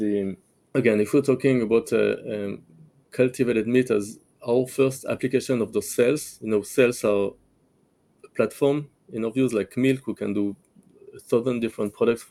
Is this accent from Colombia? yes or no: no; France; now in Israel; I grew up in France